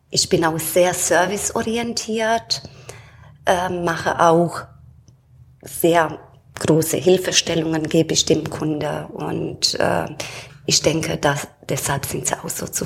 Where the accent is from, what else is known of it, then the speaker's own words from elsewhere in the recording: Romania; now in Germany; ursprünglich komme ich aus Rumänien, bin da geboren und seit 32 Jahren wohne ich hier in Deutschland